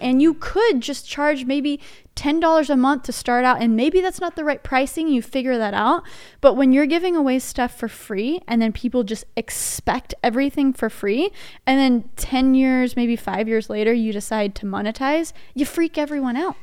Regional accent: Dallas, Texas, United States; also born or lived in Nashville; I'm born and raised in Dallas, and then I moved to Nashville for only nine months

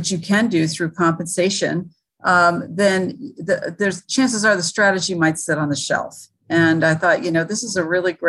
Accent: Elkhart, Indiana, United States; moved away as an adult; also born or lived in Durham, North Carolina / San Francisco, United States / New York, United States; now in Los Angeles, United States; I grew up in Elkhart, Indiana, actually, in the middle of the country

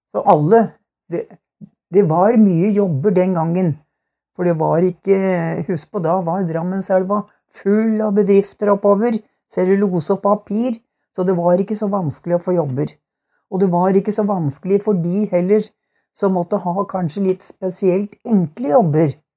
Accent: Hokksund, Buskerud, Norway; Jeg er barnefødt her i Hokksund

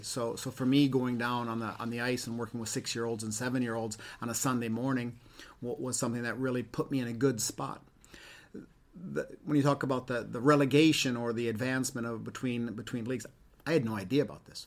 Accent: Ann Arbor, Michigan, United States; moved away as an adult; now in Sweden; grew up in Ann Arbor, Michigan

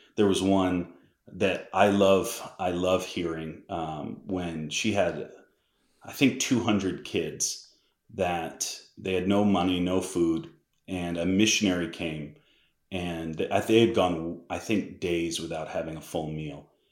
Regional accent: Massachusetts, United States; I'm from Massachusetts

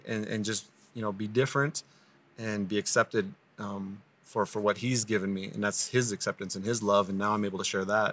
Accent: Crow Indian Reservation, Montana, United States; I grew up on the Crow Indian Reservation

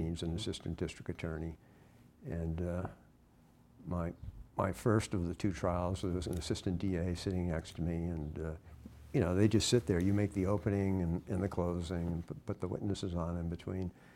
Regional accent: Westborough, Massachusetts, United States; I was raised here in Massachusetts, small town, Westborough, Massachusetts

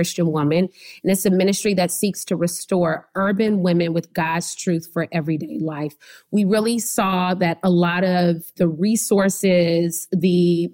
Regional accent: Oklahoma, United States; now in Cleveland, United States; I'm from Oklahoma.

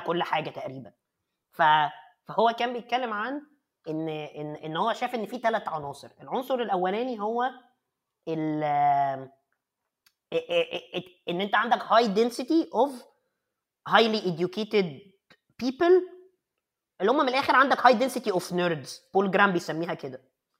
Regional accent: Egypt; also born or lived in Cairo; عندنا في مصر

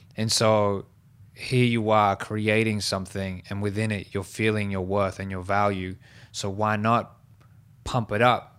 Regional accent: Liverpool, New South Wales, Australia; I used to host battles in Southwest Sydney where I was born and raised in Liverpool

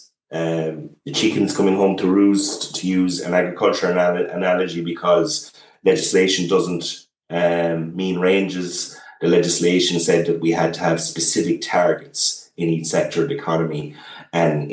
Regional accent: Ireland

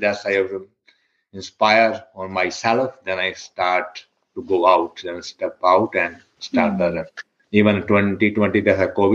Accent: India; moved away as an adult; now in United States; I'm from India. When I came, we moved from India, I believe it's 2007 in the US.

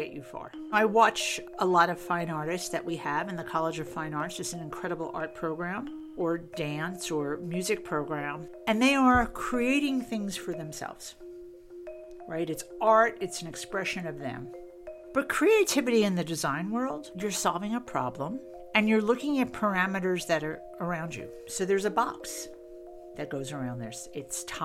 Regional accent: New York City, New York, United States; moved away as an adult; also born or lived in Boston; now in Austin, United States; I'm originally from New York City. I grew up in Queens, New York, many years ago.

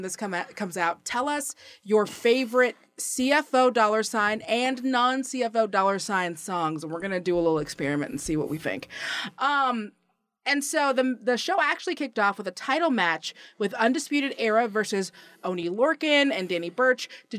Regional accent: Seattle, Washington, United States; when I was growing up in Seattle, Washington.

